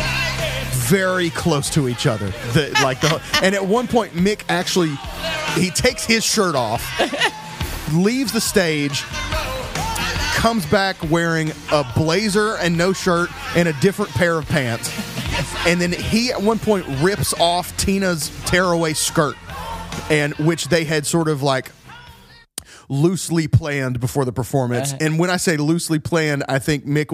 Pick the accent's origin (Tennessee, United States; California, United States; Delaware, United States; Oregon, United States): Tennessee, United States; Chattanooga; my hometown, Chattanooga